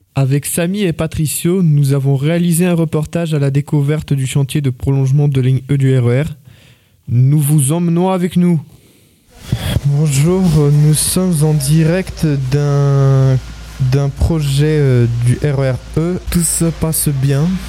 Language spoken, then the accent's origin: French; France; je suis né en France et mon père, il est né en Russie